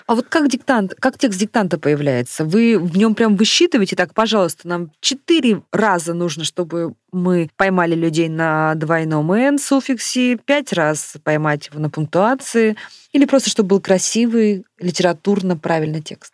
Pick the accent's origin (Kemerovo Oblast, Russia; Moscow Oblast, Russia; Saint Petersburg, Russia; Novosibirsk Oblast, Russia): Novosibirsk Oblast, Russia; Novosibirsk; я из Новосибирска